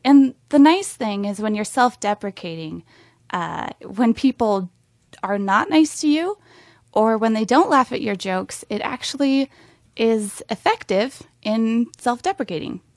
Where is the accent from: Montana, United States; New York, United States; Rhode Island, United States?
Montana, United States; moved away; I'm from Montana originally, and I was, I shudder when I say it, I was homeschooled